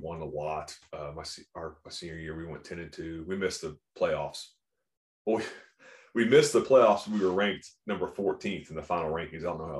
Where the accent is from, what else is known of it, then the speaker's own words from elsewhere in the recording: Jacksonville, Florida, United States; moved away as an adult; also born or lived in Baltimore; Because I grew up in Jacksonville, so flat.